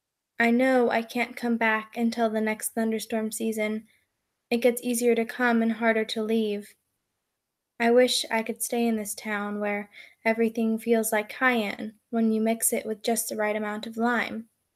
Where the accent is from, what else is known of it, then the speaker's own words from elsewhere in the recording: Oregon, United States; born there; also born or lived in Mexico; now in Burlington, United States; I was born in Oregon, and then I moved to Mexico when I was only 2 months old, and I lived in Mexico for some time, and then I moved back up to Oregon and then sort of immediately moved to Burlington